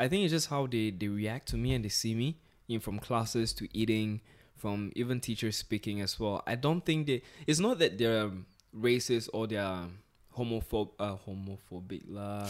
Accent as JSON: {"language": "English", "country": "Singapore", "tie": "born or raised there", "also_born_or_lived": "Nigeria"}